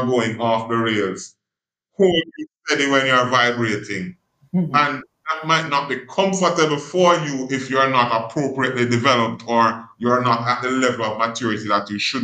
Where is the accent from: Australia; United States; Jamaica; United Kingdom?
Jamaica; I'm from Jamaica, and because I'm from Jamaica, some of the idiosyncrasies of my culture influence how I engage